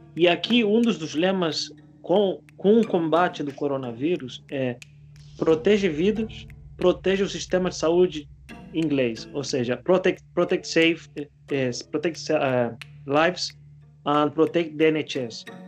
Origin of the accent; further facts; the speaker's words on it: Spain; now in Brazil; eu, eu sou espanhol